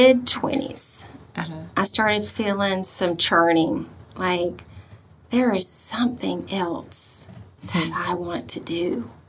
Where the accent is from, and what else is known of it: Albany, Georgia, United States; born or raised there; moved away as an adult